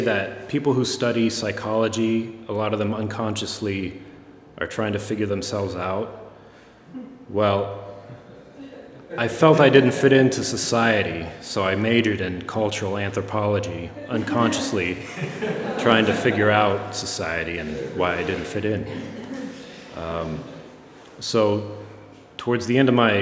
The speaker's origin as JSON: {"language": "English", "town": "Gahanna", "region": "Ohio", "country": "United States", "tie": "born or raised there", "said": "I grew up in Gahanna, so that meant Friendship Park, the end of our street"}